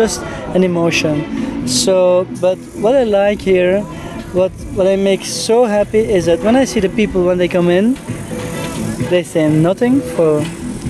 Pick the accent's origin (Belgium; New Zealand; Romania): Belgium; We come from Belgium